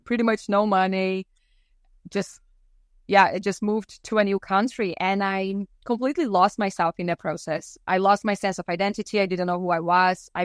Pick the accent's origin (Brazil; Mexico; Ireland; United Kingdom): Brazil; now in British Columbia, Canada; growing up in Brazil